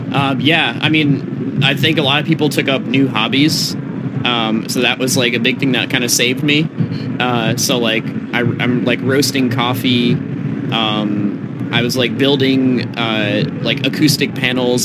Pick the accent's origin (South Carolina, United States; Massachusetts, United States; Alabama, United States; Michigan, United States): Massachusetts, United States; moved away as an adult; now in Los Angeles, United States; I am from Massachusetts